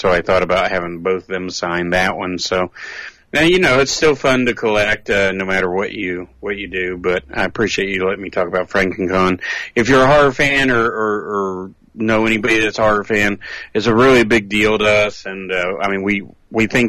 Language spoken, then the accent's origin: English; near Knoxville, Tennessee, United States; ours is actually not in Knoxville, even though it's at the airport. It's actually in my hometown